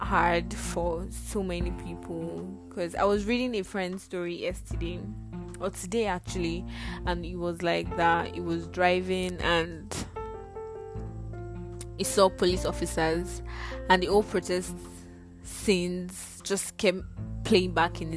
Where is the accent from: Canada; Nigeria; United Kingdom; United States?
Nigeria; Nigeria, my country